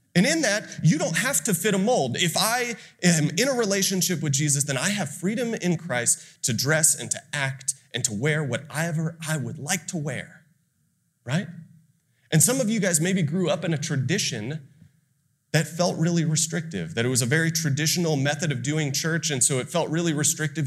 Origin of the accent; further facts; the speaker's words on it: Austin, Texas, United States; also born or lived in Ohio; I'm from Austin, it's right down the road